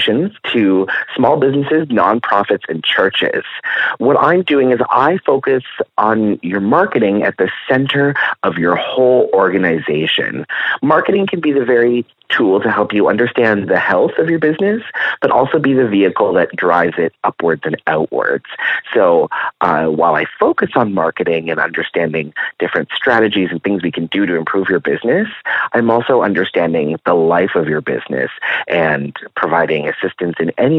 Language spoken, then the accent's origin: English; Guelph, Ontario, Canada; also born or lived in Los Angeles; Born and raised in Guelph.